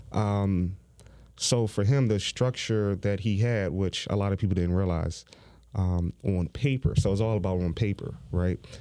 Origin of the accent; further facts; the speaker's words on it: Philadelphia, Pennsylvania, United States; I grew up in Overbrook Park